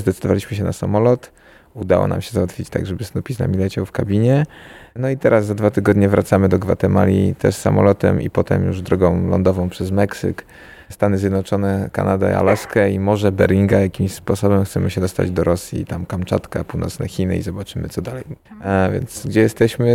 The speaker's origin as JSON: {"language": "Polish", "town": "Warsaw", "region": "Masovian Voivodeship", "country": "Poland", "said": "my jesteśmy, pochodzimy z Warszawy"}